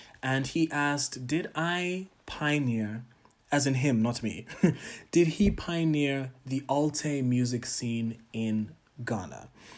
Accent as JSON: {"language": "English", "country": "Tanzania", "said": "But shout out to my home country, Tanzania."}